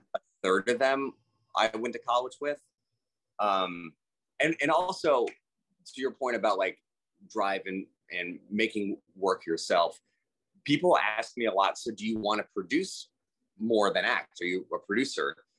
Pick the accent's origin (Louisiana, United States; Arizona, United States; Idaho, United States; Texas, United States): Texas, United States; Houston; also born or lived in New York; I'm from Houston, Texas